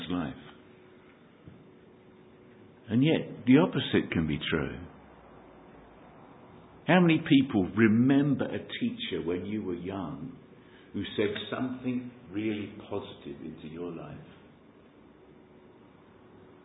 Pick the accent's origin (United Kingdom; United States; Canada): United Kingdom; London; accent: Cockney; Gives away my Cockney accent. My tongue tells you where I hail from. E17